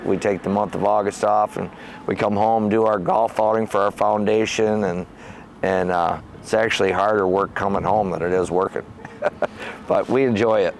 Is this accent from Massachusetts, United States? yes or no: no; Howell, Michigan, United States; I grew up in Howell on a farm on Clyde Road